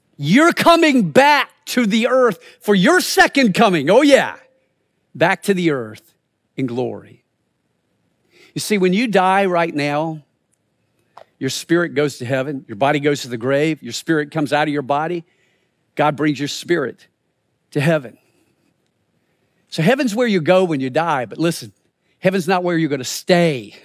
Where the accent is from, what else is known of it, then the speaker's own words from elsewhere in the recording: the Carolinas, United States; moved away as an adult; also born or lived in Springfield, Missouri; I grew up in the Carolinas